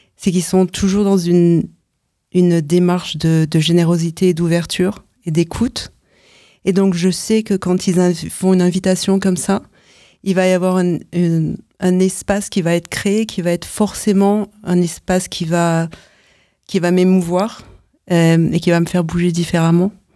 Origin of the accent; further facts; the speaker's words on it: France; moved away as an adult; now in United States; je vis aux États-Unis depuis presque 9 ans. Je suis française